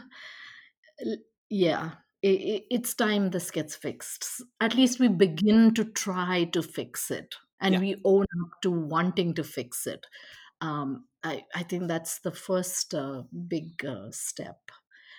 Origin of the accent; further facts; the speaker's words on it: India; also born or lived in Westborough, Massachusetts, United States; now in Portland, United States; I'm from India